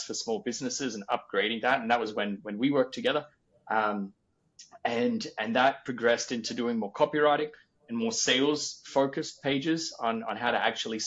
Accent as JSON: {"language": "English", "country": "Australia", "moved": "yes", "said": "being an Australian from basically the bottom of the world working with a Danish company"}